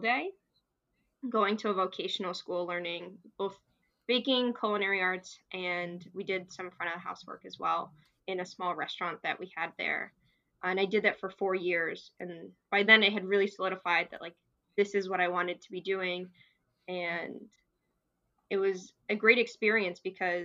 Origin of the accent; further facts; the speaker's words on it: New Jersey, United States; I'm originally from New Jersey